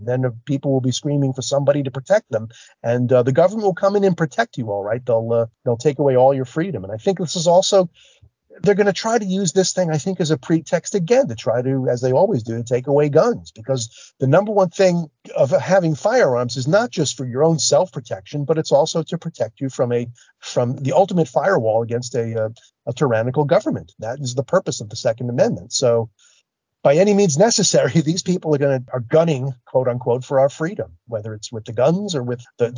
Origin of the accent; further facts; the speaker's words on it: New York City, New York, United States; I'm from New York City